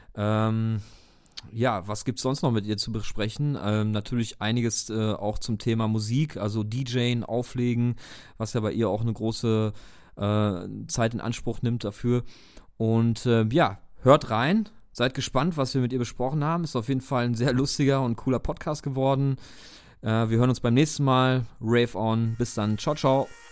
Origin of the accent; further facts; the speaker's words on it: Dortmund, North Rhine-Westphalia, Germany; wir kommen ja selber aus Dortmund